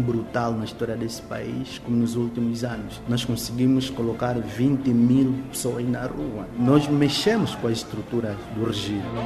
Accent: Moxico, Angola; moved away; eu venho do Mochico

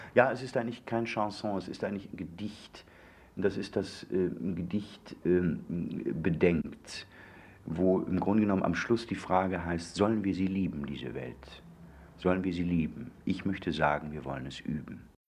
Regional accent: Moers, North Rhine-Westphalia, Germany; moved away; ich bin also das, das Mörser Kulturei

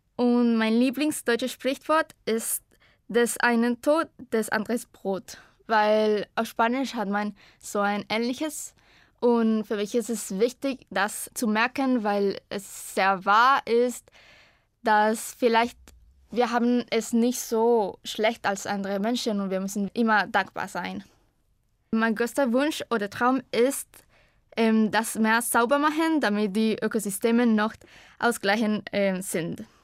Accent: Costa Rica; German is a second language; ich komme aus Costa Rica und ich bin 2001 geboren

